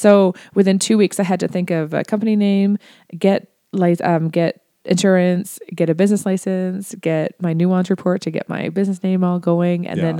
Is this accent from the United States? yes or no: no; Ontario, Canada; Like I mentioned I was from Ontario, and when I went to school, we had a bunch of teacher strikes.